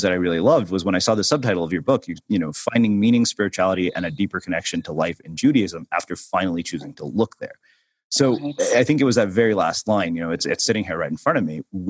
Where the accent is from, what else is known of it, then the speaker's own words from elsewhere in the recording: India; my primary issue with organized religion, particularly because I'm Indian, is that it's time consuming.